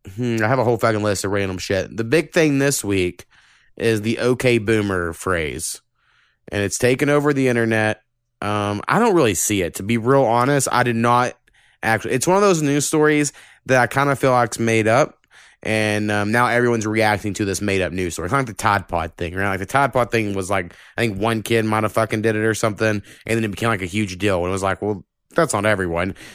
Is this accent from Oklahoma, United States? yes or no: yes; Texoma, Oklahoma, United States; I almost feel like I'm from Texoma more than me saying I'll be from Oklahoma.